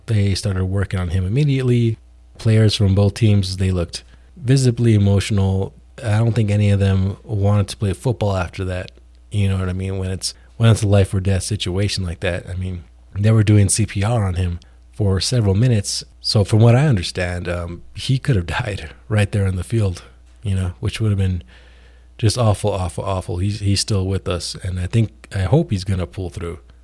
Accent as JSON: {"language": "English", "region": "New Mexico", "country": "United States", "said": "New Mexico, my home state"}